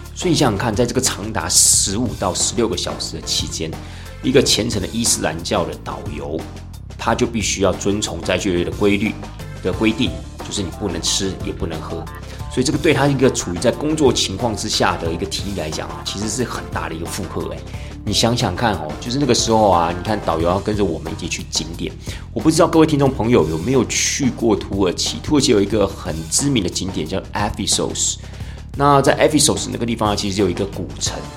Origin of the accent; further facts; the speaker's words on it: Taiwan; 我们台湾人在过年的时候